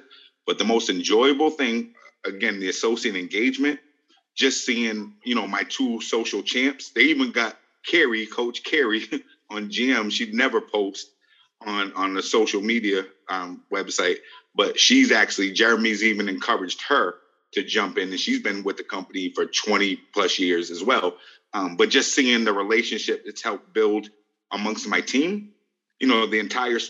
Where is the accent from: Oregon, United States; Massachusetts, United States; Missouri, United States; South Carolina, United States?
Massachusetts, United States; Brockton; I'm from Brockton, Massachusetts. I was actually an appointed diversity commissioner for the city.